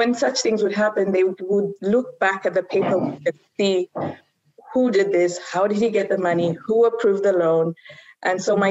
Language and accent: English; Zambia; moved away; also born or lived in Uganda / Kenya; I spent about 10 years in Zambia in primary school